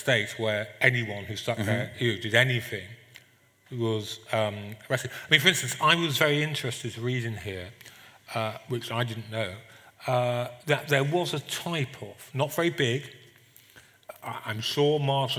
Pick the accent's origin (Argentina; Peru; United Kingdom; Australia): United Kingdom; England; being English